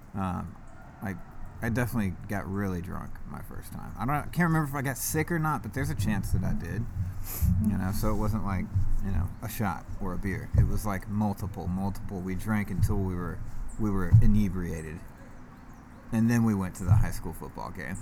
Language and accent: English; East Cobb, Georgia, United States; I grew up in East Cobb, like, not even 10 minutes from where we're at right now